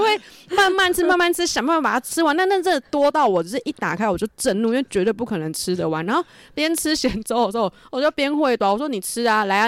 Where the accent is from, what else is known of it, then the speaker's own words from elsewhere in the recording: northern Taiwan, Taiwan; 我们就是北部人真的没有，就是吃那么多的习惯